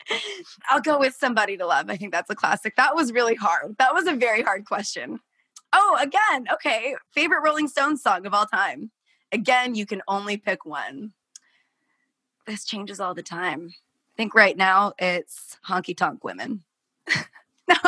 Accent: Portland, Oregon, United States; I grew up in Portland, Oregon.

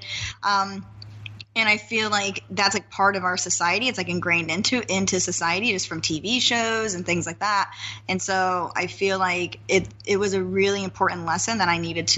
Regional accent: Nampa, Idaho, United States; moved away; I come from a small town. I come from Nampa, Idaho.

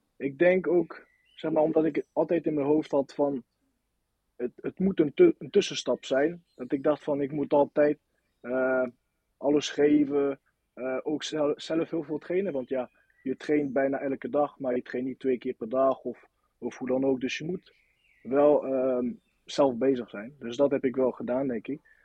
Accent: Nantes, Pays de la Loire, France; accent: French; Dutch is a second language; moved away as an adult; now in Volendam, Netherlands; ik kom uit Nant

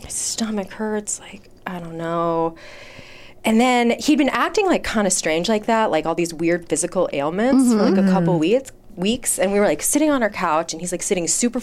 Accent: Chicago, Illinois, United States; moved away as an adult; now in Los Angeles, United States; grew up in Chicago in this like very small community called Hyde Park

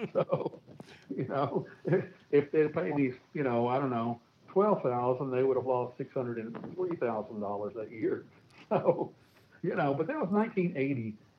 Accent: Nashville, Tennessee, United States; moved away as an adult; also born or lived in Milwaukee, Wisconsin / Texas; I was born and raised in Nashville, Tennessee, and middle of three boys

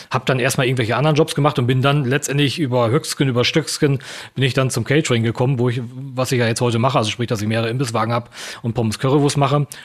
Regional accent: East Germany, Germany; ich komme ja ursprünglich aus dem Osten und äh, bin quasi in der, dieser Wendezeit auch groß geworden

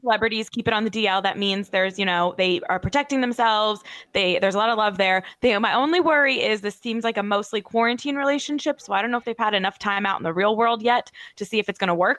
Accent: New Jersey, United States; Born and raised in New Jersey.

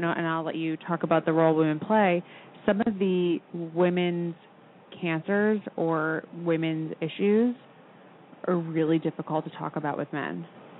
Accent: New York, United States; I grew up on Long Island, I felt like every doctor I ever had growing up was a man.

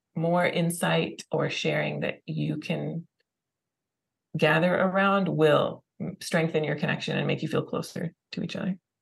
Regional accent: California, United States; I grew up in California.

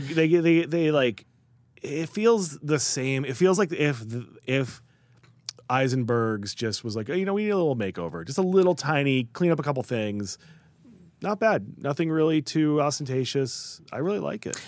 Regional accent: Skokie, Illinois, United States; moved away; also born or lived in New York; I was born in Skokie, and, you know, my, my earliest memories in Chicago are Skokie

